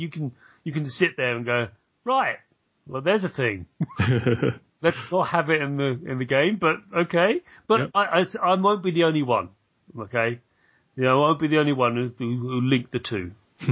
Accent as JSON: {"language": "English", "country": "United Kingdom", "said": "as a British person"}